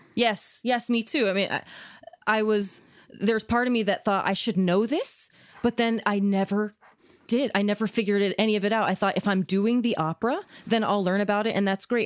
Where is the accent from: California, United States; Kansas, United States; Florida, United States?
Kansas, United States; I grew up in Kansas